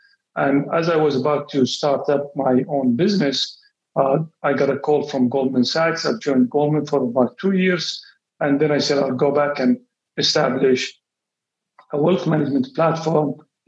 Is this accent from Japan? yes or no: no; Riyadh, Riyadh Province, Saudi Arabia; moved away as an adult; also born or lived in Eastern Province, Saudi Arabia; now in Bahrain; Yes. I grew up in Riyadh. Our family is one of the oldest families in Riyadh. We are about 1,500 people today in Riyadh. And I did my high school in Riyadh. Then I moved to the Eastern Province